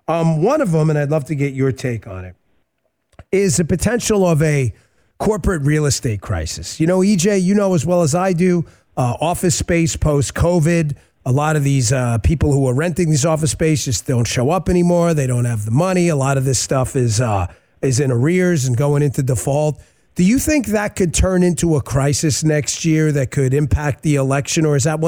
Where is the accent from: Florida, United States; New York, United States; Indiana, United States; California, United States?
New York, United States; Bronx; Look, I'm from the Bronx. Everybody's like, oh, no, don't mess with that guy.